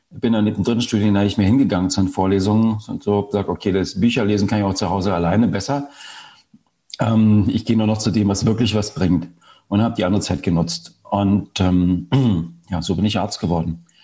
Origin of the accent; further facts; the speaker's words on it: East Germany, Germany; Ich bin im Osten Deutschlands groß geworden.